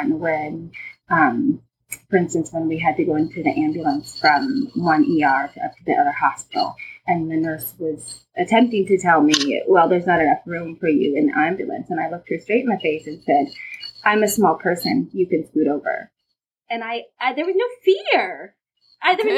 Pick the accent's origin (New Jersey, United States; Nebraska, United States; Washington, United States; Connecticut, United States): Nebraska, United States; Lincoln and Omaha; I grew up in Lincoln and Omaha